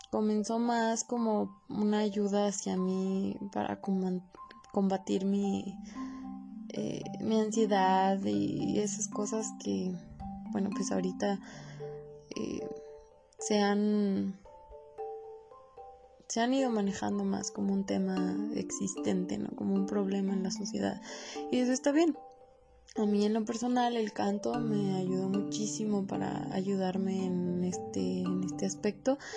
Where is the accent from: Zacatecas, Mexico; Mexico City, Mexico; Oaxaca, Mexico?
Zacatecas, Mexico; Sombrerete; born there; Eh, nací en Sombrerito, Zacatecas y tengo 22 años.